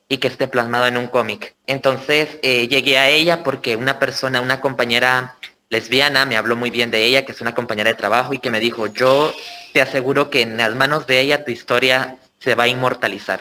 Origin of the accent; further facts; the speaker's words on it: El Salvador; que soy del Salvador